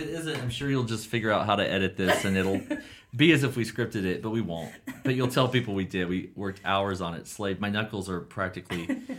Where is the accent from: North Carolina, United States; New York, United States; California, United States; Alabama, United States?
North Carolina, United States; moved away as an adult; now in San Francisco, United States; I am from North Carolina.